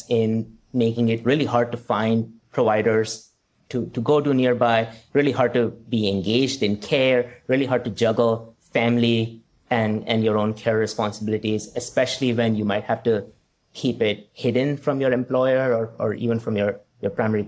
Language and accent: English; India; moved away; growing up in India